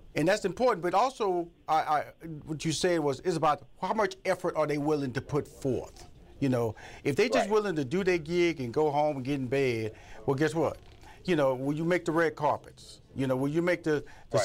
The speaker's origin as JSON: {"language": "English", "town": "Houston", "region": "Texas", "country": "United States", "also_born_or_lived": "Los Angeles, California", "moved": "yes", "said": "I come from Fifth Ward, Texas"}